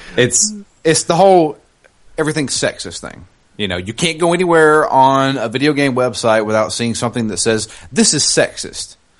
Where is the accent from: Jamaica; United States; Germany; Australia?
United States; the South; I am from the South. I can't help where I'm from